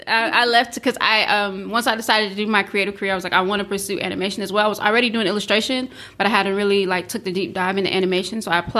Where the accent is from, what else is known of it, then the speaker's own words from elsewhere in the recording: St. Croix, U.S. Virgin Islands; also born or lived in Savannah, Georgia; now in Northwest Arkansas, United States; I am originally from the U.S. Virgin Islands, St. Croix, the Big Island to be exact.